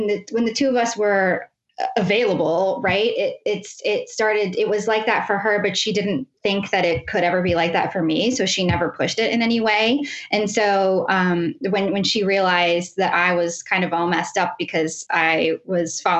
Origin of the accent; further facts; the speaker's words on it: West Virginia, United States; also born or lived in Pittsburgh, Pennsylvania; now in northwestern Pennsylvania, United States; I grew up in West Virginia in a super tiny town.